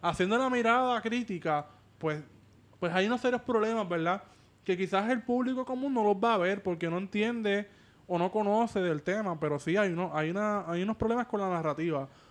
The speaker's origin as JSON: {"language": "Spanish", "town": "Cabo Rojo", "region": "West", "country": "Puerto Rico", "said": "yo que vengo del oeste, vengo de Cabo Rojo"}